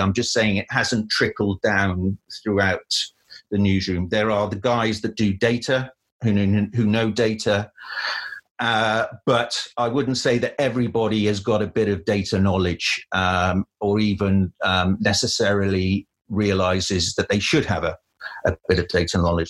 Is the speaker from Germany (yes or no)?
no; Cardiff, Wales, United Kingdom; moved away as an adult; also born or lived in London; I grew up in Cardiff and lived there for. Uh, 18 years before going off to university